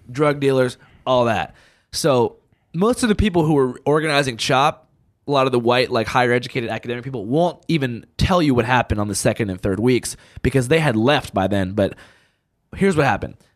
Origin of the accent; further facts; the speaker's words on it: Seattle, Washington, United States; moved away; where I grew up two blocks from Chubb, like, that Capitol Hill, I'm from